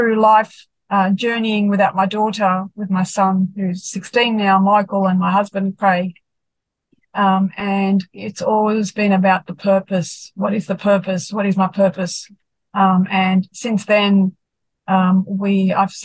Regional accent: Sydney, New South Wales, Australia; born and bred in Sydney

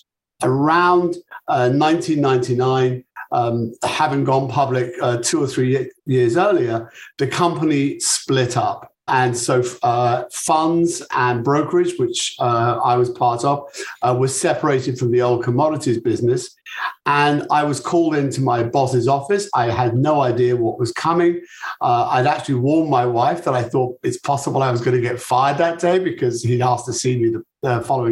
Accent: United Kingdom; accent: British; moved away as an adult; also born or lived in Chicago; my British accent

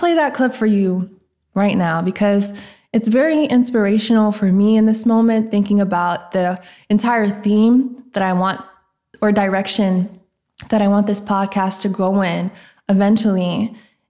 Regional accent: Nashville, Tennessee, United States; also born or lived in Memphis, Tennessee; I am from Tennessee, Nashville to be exact, and I do be in Memphis, you know, for school

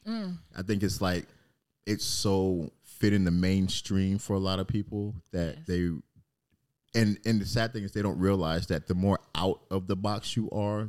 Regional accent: Germany; born there; also born or lived in England; I was born in Germany, lived in England, lived all over the place.

